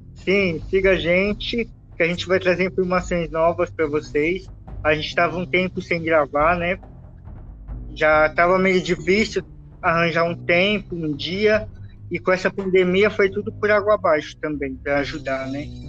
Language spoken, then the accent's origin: Portuguese; São Paulo, Brazil; Nós somos de São Paulo, estamos aqui na capital